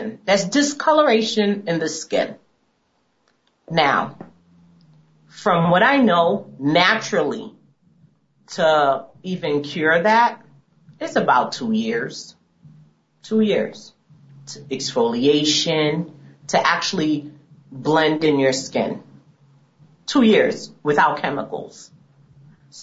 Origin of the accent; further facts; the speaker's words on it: United States; Being African American myself